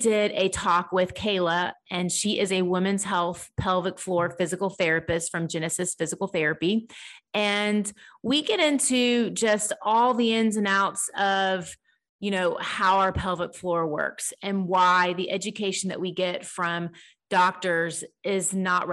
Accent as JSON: {"language": "English", "town": "Dallas", "region": "Texas", "country": "United States", "tie": "born or raised there", "said": "I grew up in Dallas"}